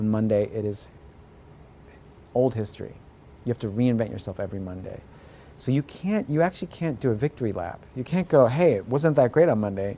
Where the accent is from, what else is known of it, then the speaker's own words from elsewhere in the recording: United States; I'm first-generation American